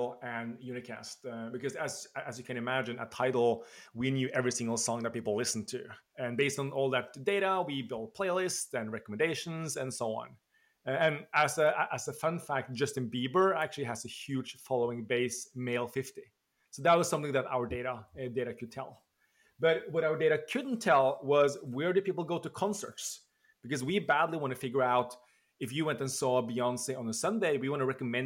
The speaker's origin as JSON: {"language": "English", "region": "Oslo", "country": "Norway", "moved": "as an adult", "lives_now": "New York, United States", "said": "I'm originally from Norway, from Oslo, live now in the States, just outside of New York"}